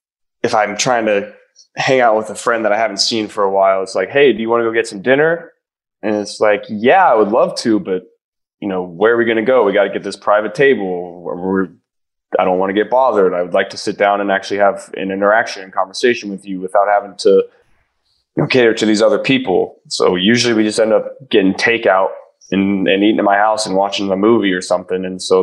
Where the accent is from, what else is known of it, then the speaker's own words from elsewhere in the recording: Ohio, United States; I'm from Ohio. They're from Ohio. We all understand each other.